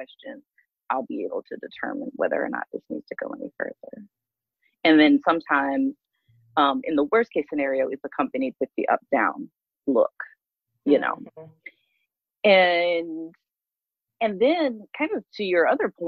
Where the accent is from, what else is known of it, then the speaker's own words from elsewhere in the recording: Mobile, Alabama, United States; moved away; also born or lived in New York / Atlanta / Portland, Oregon; That's where I'm really from Mobile, Alabama.